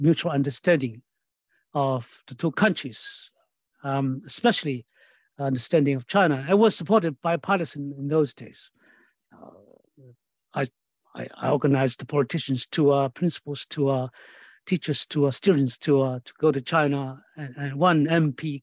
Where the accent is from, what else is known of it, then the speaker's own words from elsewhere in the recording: Australia; I'm Australian